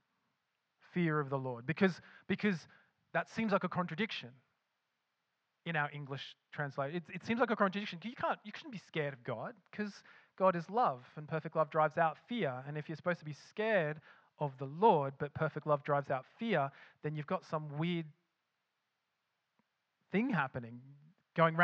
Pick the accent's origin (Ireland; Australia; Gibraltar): Australia; accent: Australian; now in Scotland; with my accent, betrays that I lived in Australia